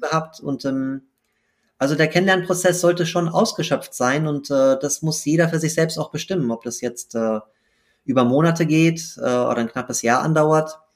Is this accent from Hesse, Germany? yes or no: yes; Frankfurt, Hesse, Germany; bin in Frankfurt geboren und aufgewachsen